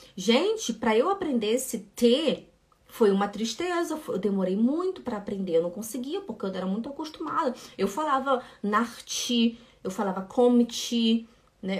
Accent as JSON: {"language": "Portuguese", "town": "Belém", "region": "Pará", "country": "Brazil", "moved": "yes", "said": "eu sou de Belém do Pará, a gente fala muito esse de, contigo, a gente fala muito ti."}